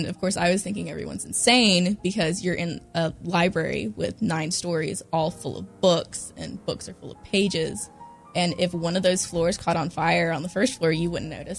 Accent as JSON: {"language": "English", "town": "Gastonia", "region": "North Carolina", "country": "United States", "tie": "born or raised there", "moved": "as an adult", "said": "growing up in Gastonia, North Carolina"}